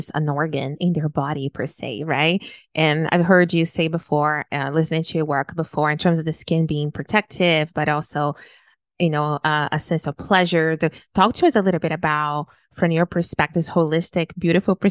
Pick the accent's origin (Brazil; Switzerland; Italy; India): Brazil; now in Canada; I was born and raised in Brazil, even though I live in Canada now